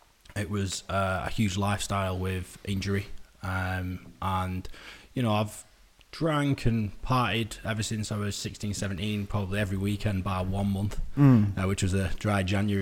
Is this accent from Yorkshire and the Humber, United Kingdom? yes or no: no; Manchester, North West England, United Kingdom